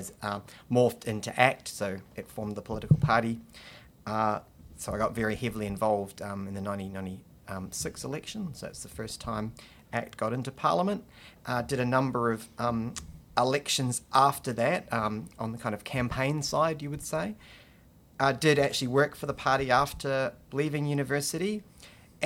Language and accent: English; Southland, New Zealand; also born or lived in Lumsden / Te Anau / Mimihau / Isla Bank; then lived in actually various communities across Southland